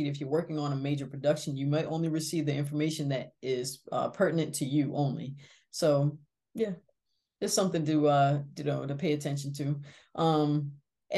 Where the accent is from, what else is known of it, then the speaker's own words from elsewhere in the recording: East Coast, United States; we're both from the East Coast